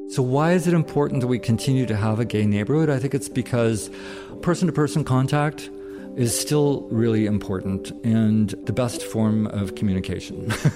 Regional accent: Bay Area, California, United States; also born or lived in San Francisco; I'm from the Bay Area, uh, and, uh, yet I didn't move here until I was twenty-one

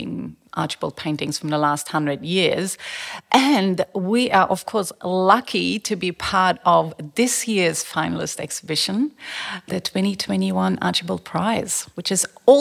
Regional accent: Berlin, Germany; also born or lived in Sweden; now in Australia; I grew up in East Berlin behind the Iron Curtain

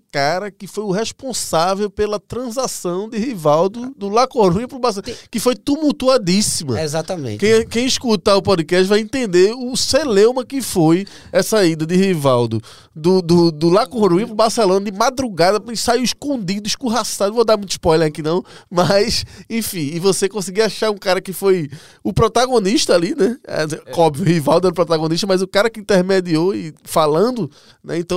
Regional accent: Brazil

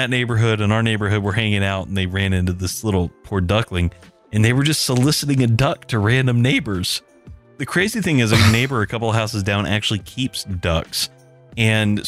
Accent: the South, United States; As a Southerner

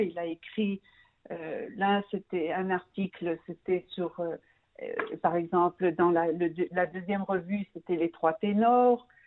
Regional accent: Brussels, Brussels-Capital Region, Belgium; moved away as an adult; now in Israel; je suis née et j'ai grandi en Belgique, à Bruxelles

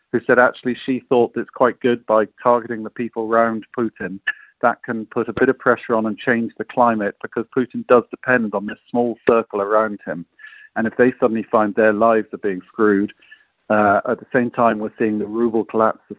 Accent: United Kingdom; as a British representative for Britain's support

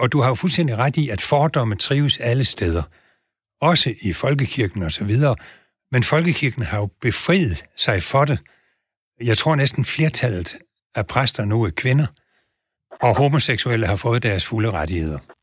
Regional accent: Southern Jutland, Southern Denmark, Denmark; jeg er sønderjyde

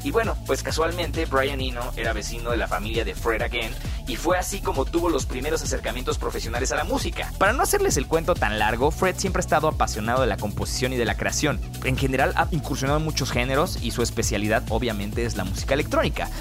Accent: Mexico; also born or lived in Mexico City; nuestro país

